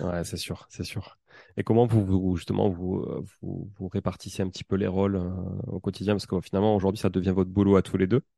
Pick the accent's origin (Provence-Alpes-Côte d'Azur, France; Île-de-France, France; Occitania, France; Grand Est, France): Occitania, France; Toulouse; accent: toulousain; mon accent toulousain